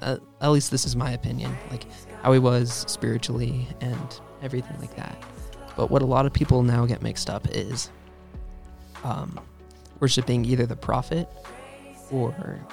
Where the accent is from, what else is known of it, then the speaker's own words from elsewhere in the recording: Utah, United States; now in Tennessee, United States; I grew up in Utah and I'm part of the Mormon church. So I've been that ever since, you know, I was born, and we moved out to Tennessee, and so we're in like the middle of nowhere, nice. Farm Tennessee.